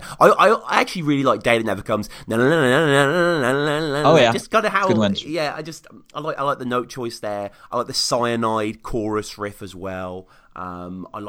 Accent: Birmingham, West Midlands, United Kingdom; my hometown

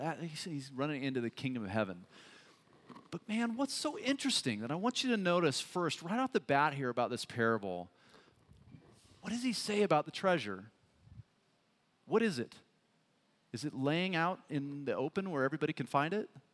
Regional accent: Boulder, Colorado, United States; also born or lived in Menlo Park, California; I was born in Boulder. I'm, you know, an American and I love it

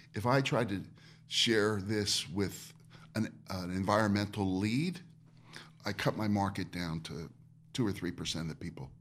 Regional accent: Easton, United States; moved away; also born or lived in California; my hometown

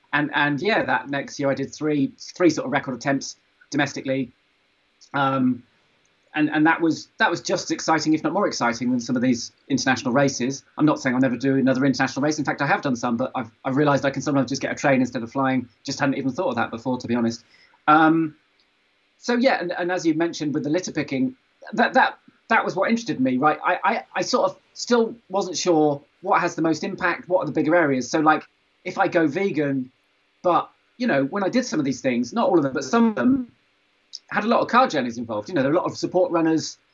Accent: Stroud, South West England, United Kingdom; I grew up in Stroud, where Extinction Rebellion was formed

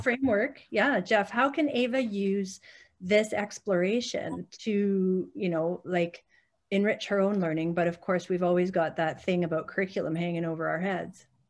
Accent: Calgary, Alberta, Canada; moved away; I grew up in Calgary and that was where I taught first

